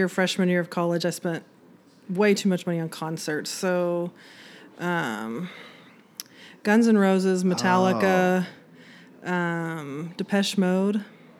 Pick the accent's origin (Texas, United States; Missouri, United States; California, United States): Texas, United States; Conroe; I've graduated from Conroe High School.